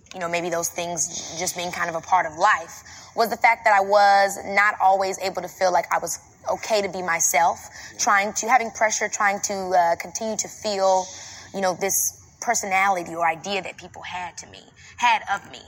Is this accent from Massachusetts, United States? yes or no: no; Robbins, Illinois, United States; I come from Robbins, Illinois, which is like a very small town